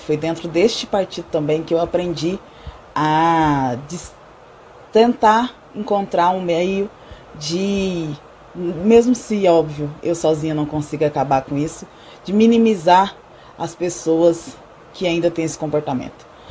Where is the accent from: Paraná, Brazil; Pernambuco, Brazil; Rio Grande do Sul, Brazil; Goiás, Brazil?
Goiás, Brazil; sou de Goiás